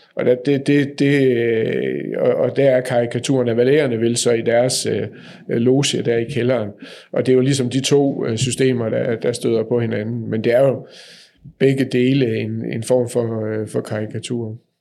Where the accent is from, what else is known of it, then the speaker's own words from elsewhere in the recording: Nørresundby, North Denmark Region, Denmark; Nørre Sundby, hvor jeg er opvokset